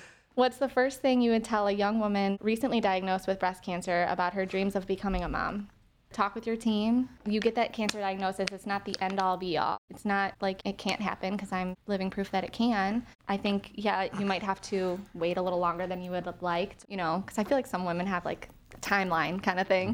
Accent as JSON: {"language": "English", "town": "Willowick", "region": "Ohio", "country": "United States", "said": "I'm from Willowick, Ohio"}